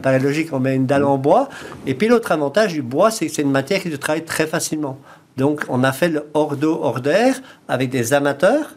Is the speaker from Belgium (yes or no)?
yes; Belgium; accent: Belgian; moved away as an adult; also born or lived in south of France; now in France; j'ai un petit accent un peu belge